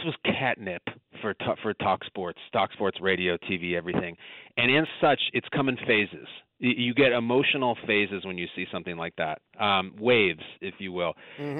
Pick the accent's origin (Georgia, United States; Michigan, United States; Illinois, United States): Illinois, United States; Chicago suburbs; I'm from the Chicago suburbs.